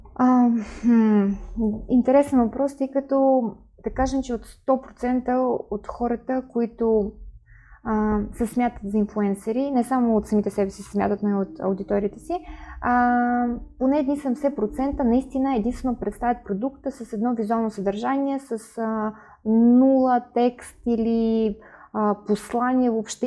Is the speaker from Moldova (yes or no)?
no; Kyiv, Ukraine; Bulgarian is a second language; now in Sofia, Bulgaria; от Украина съм, от Киев